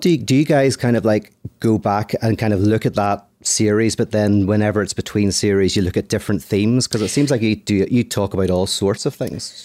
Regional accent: Belfast, Northern Ireland, United Kingdom; now in Los Angeles, United States; I'm from Ireland, from Belfast, live in Los Angeles

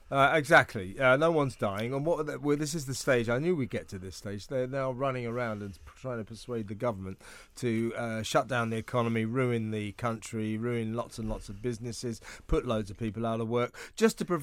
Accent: United Kingdom; One of the weird afflictions of being British is you have to venerate and worship

